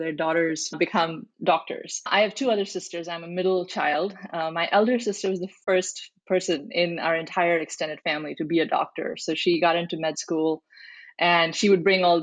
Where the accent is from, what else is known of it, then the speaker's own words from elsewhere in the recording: New Delhi, Delhi, India; moved away as an adult; now in United States; I grew up in India, so I'm a first generation immigrant. I grew up mostly in New Delhi, did most of my education there.